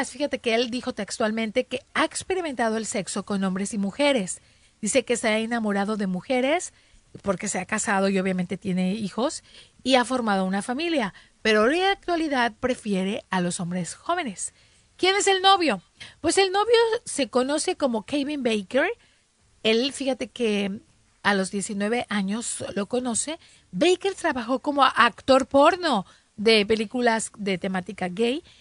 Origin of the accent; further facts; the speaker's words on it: northern Mexico, Mexico; Somos norteñas, obviamente nos vamos a poner un suéter a 30 grados.